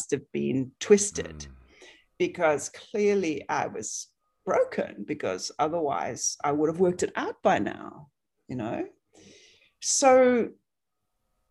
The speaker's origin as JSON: {"language": "English", "country": "South Africa", "tie": "born or raised there", "moved": "yes", "said": "I grew up in South Africa"}